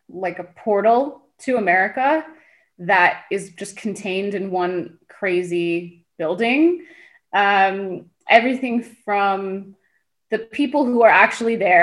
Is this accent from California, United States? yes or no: yes; Los Angeles, California, United States; also born or lived in Tehran, Iran; I was about 3 at the time. My family and I left the country and ended up in Los Angeles as refugees, just like many other Iranian and Armenian families at the time. And So I grew up in Los Angeles